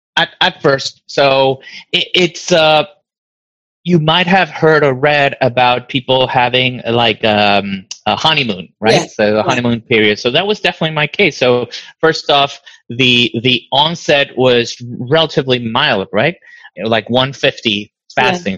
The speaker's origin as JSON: {"language": "English", "town": "Caracas", "region": "Capital District", "country": "Venezuela", "tie": "born or raised there", "moved": "as an adult", "lives_now": "Stockton, United States", "said": "I was born in Caracas, and uh, we came to the U.S. in 2000"}